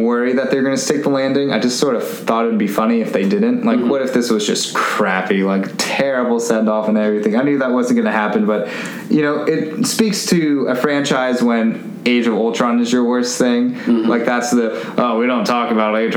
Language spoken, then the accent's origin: English; Santa Cruz, California, United States; I grew up around the Santa Cruz Beach Boardwalk